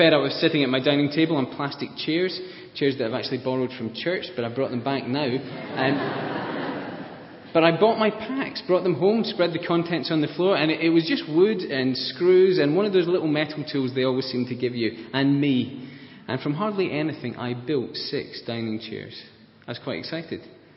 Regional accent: Scotland, United Kingdom; I'm Scottish

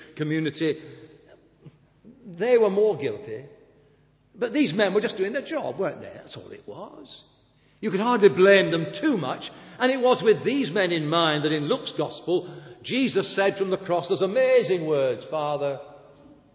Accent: Blackburn, North West England, United Kingdom; moved away; my hometown in Blackburn

